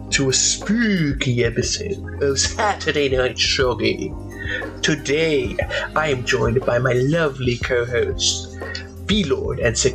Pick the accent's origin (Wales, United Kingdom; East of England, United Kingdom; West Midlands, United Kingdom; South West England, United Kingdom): Wales, United Kingdom; yeah, I'm actually Welsh. Did you know that?